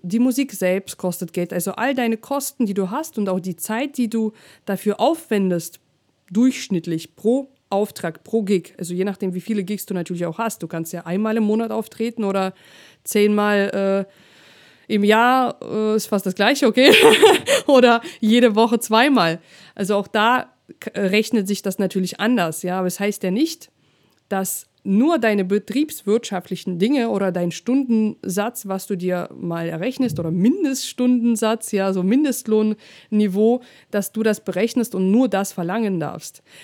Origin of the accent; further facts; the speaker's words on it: Russia; German is a second language; now in Germany; bin ich noch in Russland aufgewachsen, dann habe ich noch meinen Akzent ähm, damals ja noch ein bisschen stärker gehabt